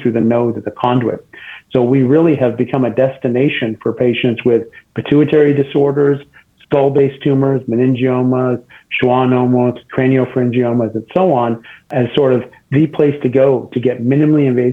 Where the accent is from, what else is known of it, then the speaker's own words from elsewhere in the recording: Canada; moved away as an adult; also born or lived in Boston / St. Louis; now in Cleveland, United States; I'm actually Canadian, so I did my med school and residency in Canada